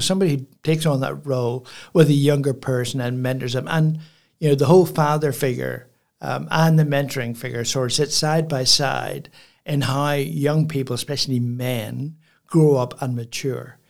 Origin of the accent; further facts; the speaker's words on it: Belfast, Northern Ireland, United Kingdom; now in Port Macquarie, Australia; I grew up in Belfast, which is a, you know, city